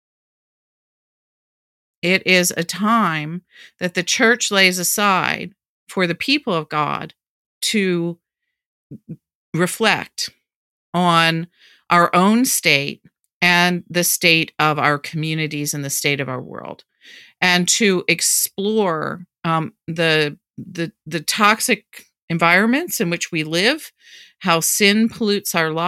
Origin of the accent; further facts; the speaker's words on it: Baltimore, Maryland, United States; that I certainly learned growing up in Baltimore when I was a little kid.